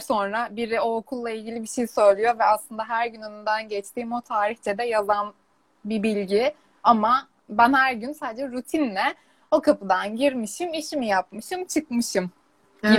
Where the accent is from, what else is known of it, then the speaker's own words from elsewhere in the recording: Istanbul, Turkey; Ben İstanbul'da doğdum, İstanbul'da büyüdüm.